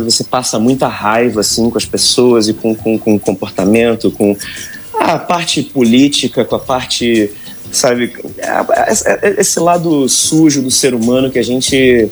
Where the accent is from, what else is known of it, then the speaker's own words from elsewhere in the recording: Angra dos Reis, Rio de Janeiro, Brazil; moved away as an adult; now in Netherlands; Costa Azul, que é a rádio da minha cidade natal